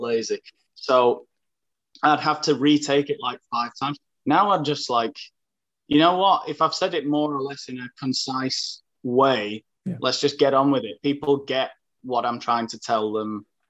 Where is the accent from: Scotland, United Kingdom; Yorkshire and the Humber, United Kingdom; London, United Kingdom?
Yorkshire and the Humber, United Kingdom; Sheffield; moved away as an adult; now in Asturias, Spain; I'm from Sheffield.